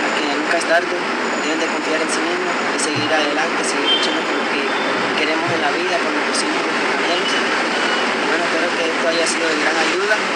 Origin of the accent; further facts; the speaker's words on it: Montería, Córdoba, Colombia; also born or lived in Tierralta, Córdoba; nací aquí en Montería, Córdoba. Eh, después de un tiempo estuve viajando con mis padres a Tierra de Córdoba, donde fuimos desplazados forzosamente por la violencia.